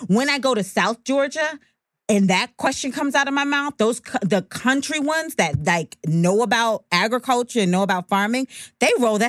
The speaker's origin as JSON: {"language": "English", "country": "Jamaica", "tie": "born there", "said": "Well, I was born in Jamaica to my mother and father, fell in love, whatever."}